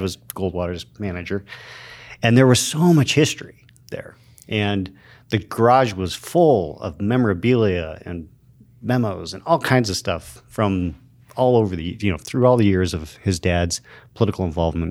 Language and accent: English; Show Low, Arizona, United States; also born or lived in Safford, Arizona; I grew up in Sholo, Arizona